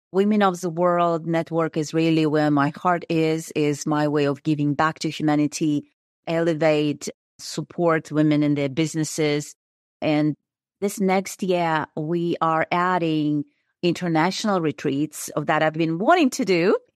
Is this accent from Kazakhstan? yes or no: yes; Kazakhstan; moved away as an adult; I am originally from Kazakhstan. I was born and raised there.